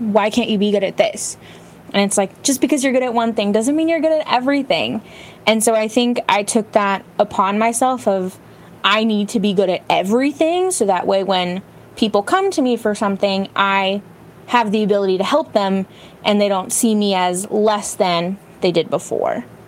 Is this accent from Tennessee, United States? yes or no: no; Bay Area, California, United States; I grew up in the Bay Area in California, where it's like the tech hub